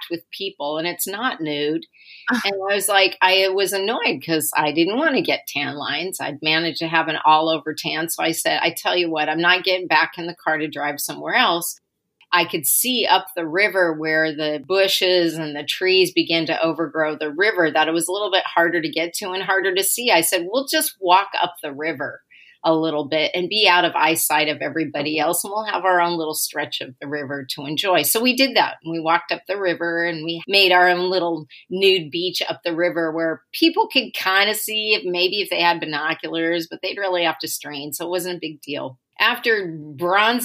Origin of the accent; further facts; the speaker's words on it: Portland, Oregon, United States; I grew up in Portland, and there's a part of Sovies Island in Portland